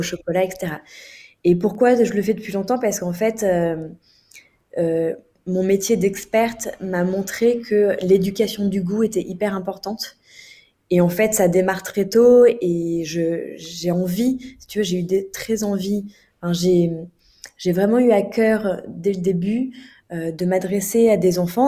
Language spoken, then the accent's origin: French; France; en tant que Français